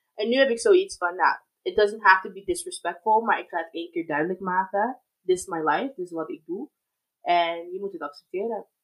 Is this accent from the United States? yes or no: yes; United States; also born or lived in Germany; now in Netherlands; opgegroeid, ja. Ik ben eigenlijk geboren in Amer-, Amerikaanse basis in Duitsland